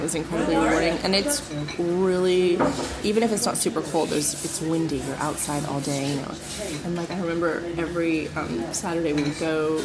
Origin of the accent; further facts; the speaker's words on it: California, United States; moved away as an adult; now in London, United Kingdom; I came from California, where people are super open and really friendly